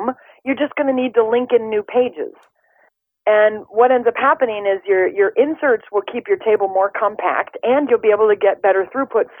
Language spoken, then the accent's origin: English; Midwest, United States; I'm from the Midwest